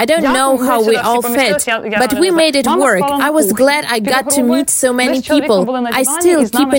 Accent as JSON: {"language": "English", "town": "Vinnytsia", "region": "Vinnytsia Oblast", "country": "Ukraine", "tie": "born or raised there", "moved": "as an adult", "lives_now": "Khmelnytsky Oblast, Ukraine", "said": "I'm definitely a city person. I was born in Vinnytsia and grew up there. I came here to the country for the first time in the spring of 2020."}